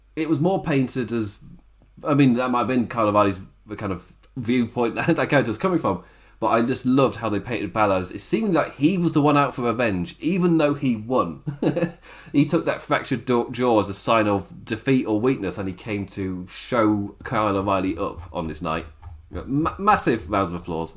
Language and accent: English; England, United Kingdom; I am English